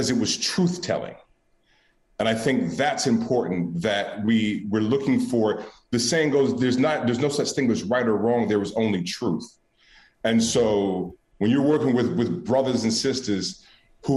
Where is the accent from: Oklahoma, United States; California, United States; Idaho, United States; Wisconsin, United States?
California, United States; Oakland; I'm born and raised in Oakland, California